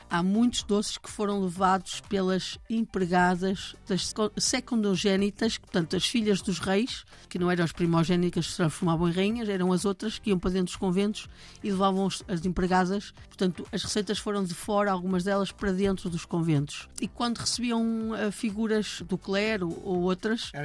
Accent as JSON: {"language": "Portuguese", "town": "Maia", "region": "Norte", "country": "Portugal", "tie": "born or raised there", "said": "eu cresci lá perto, ah, na Maia, no Porto"}